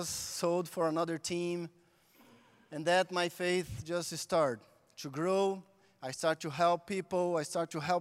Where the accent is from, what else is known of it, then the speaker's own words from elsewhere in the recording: Brazil; English is a second language; moved away; I'm from Brazil, and I was born in the big favela in Brazil.